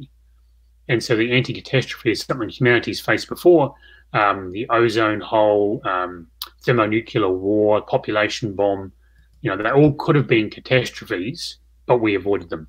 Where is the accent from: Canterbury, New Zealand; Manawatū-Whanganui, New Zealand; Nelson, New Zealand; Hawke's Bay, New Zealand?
Canterbury, New Zealand; Christchurch; I'm from Christchurch